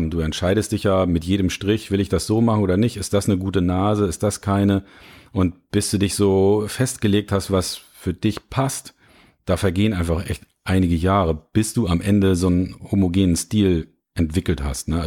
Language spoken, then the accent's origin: German; Lübeck, Schleswig-Holstein, Germany; now in Hamburg, Germany; Ich komme ja ursprünglich aus Lübeck und ich bin 98 nach Hamburg gekommen